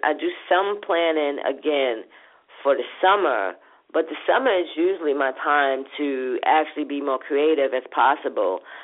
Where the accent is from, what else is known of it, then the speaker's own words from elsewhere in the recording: New York City, New York, United States; from my hood, from from Brooklyn, where I grew up from in Linden Plaza